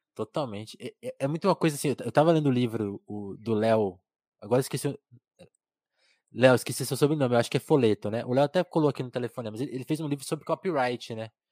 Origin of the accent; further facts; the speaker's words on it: interior of São Paulo, Brazil; eu nasci em São Paulo, mas fui para uma cidade do interior